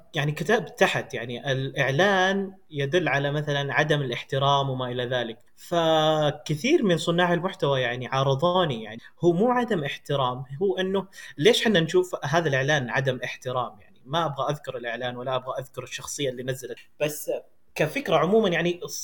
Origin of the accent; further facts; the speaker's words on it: Ha'il, Ha'il Province, Saudi Arabia; also born or lived in India; مواليد السعوديه ولدت في حائل